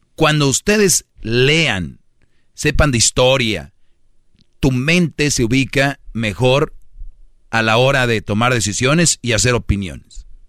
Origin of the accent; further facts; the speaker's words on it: Mexico; now in United States; Yo conozco muy bien mi país, estoy seguido en mi país